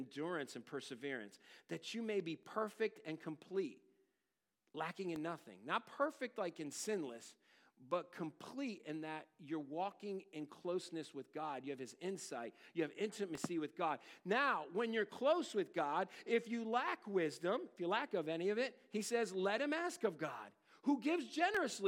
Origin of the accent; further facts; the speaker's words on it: United States; as an American